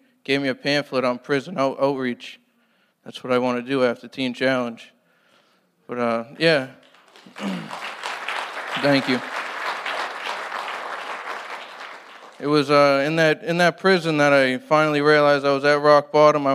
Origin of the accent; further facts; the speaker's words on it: Brockton, Massachusetts, United States; I'm from Brockton, Mass.